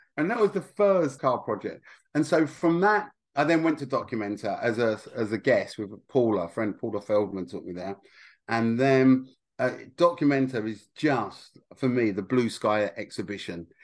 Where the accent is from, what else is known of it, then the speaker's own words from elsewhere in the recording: Essex, East of England, United Kingdom; I'm from Essex